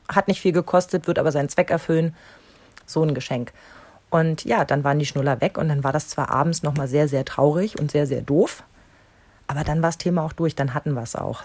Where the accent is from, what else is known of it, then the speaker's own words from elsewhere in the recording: East Germany, Germany; in der DDR